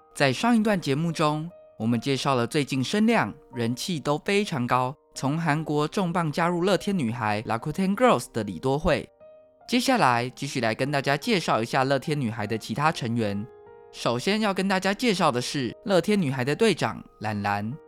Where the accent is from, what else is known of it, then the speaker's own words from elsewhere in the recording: Taiwan; 台湾是一块宝岛，同时也是我们的家乡